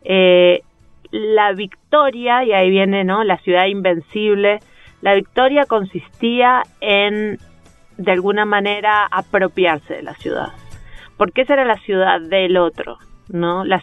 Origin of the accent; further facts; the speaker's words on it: Uruguay; also born or lived in Buenos Aires / Nueva York / Chile; now in Bogotá, Colombia; Este, entonces, el tema, igual desde la primera vez que me fui de Uruguay